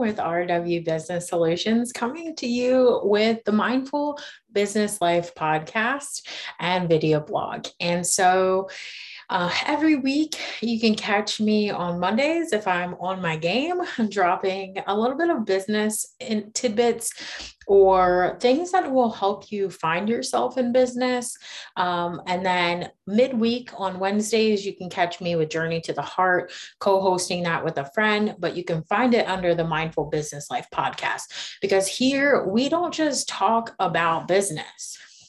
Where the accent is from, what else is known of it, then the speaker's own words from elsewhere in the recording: Myrtle Beach, United States; now in Charlotte, United States; And so we're primarily based out of Charlotte, but I come from Myrtle Beach in Maryland.